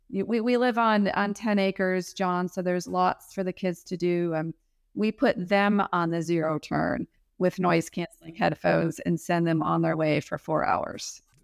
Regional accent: Milwaukee, Wisconsin, United States; also born or lived in South Alabama; now in Alabama, United States; I'm from Milwaukee. originally. I'm currently living in South Alabama

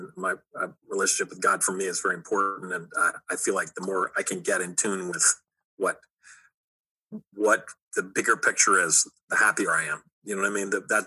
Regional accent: Arkansas, United States; I was raised in the South. I was raised in Arkansas

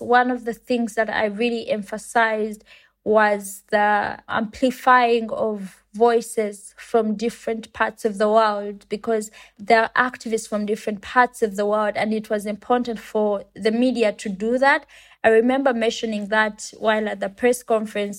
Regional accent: Uganda; I come from Uganda and it's a country in Africa

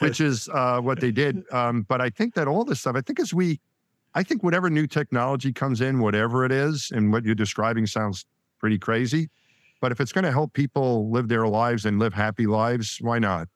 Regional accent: Franklin Square, New York, United States; I grew up just outside of Queens. in, uh, in Franklin Square is the town I grew up in, and that was my world until I went to college

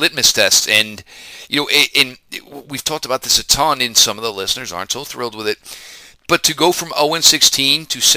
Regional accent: New Jersey, United States; growing up in New Jersey, being a Jet fan growing up

